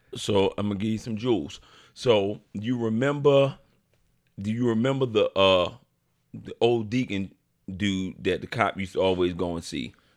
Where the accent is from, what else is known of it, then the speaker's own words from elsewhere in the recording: Baltimore, Maryland, United States; now in Atlanta, United States; I'm from a neighborhood, too. I'm from Midway.